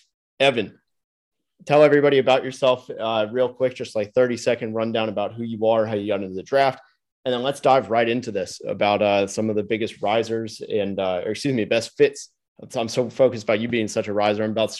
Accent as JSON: {"language": "English", "town": "Dallas", "region": "Texas", "country": "United States", "tie": "born or raised there", "also_born_or_lived": "Orlando", "said": "Grew up in or from Orlando. I didn't grow up there. I grew up in Dallas"}